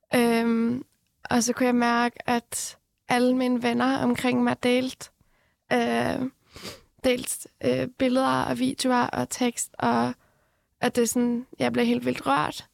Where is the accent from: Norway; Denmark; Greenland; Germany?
Norway; born or raised there; also born or lived in Iran